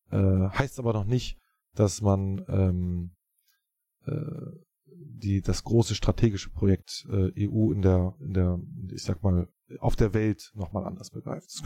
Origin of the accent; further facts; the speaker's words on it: Berlin, Germany; Wir sind Berliner, ja, wir fühlen uns äh, als Berliner, das können wir auch weiterhin bleiben